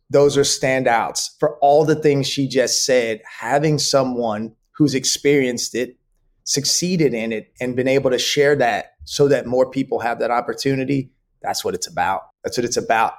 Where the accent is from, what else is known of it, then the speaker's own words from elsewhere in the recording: Dallas, Texas, United States; I grew up in Dallas, Texas